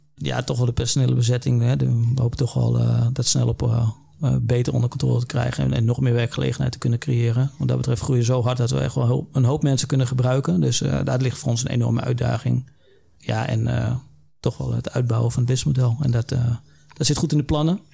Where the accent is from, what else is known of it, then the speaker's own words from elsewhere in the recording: Netherlands; wij als Nederlander